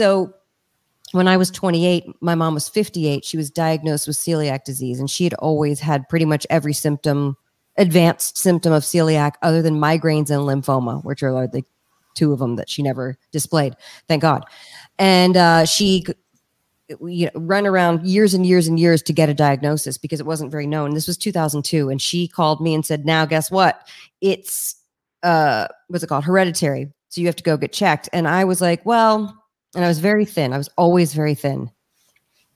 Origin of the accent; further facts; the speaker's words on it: Washington, District of Columbia, United States; also born or lived in Richmond, Virginia; The city I grew up in, Washington, D.C. I was born in Richmond and grew up in D.C.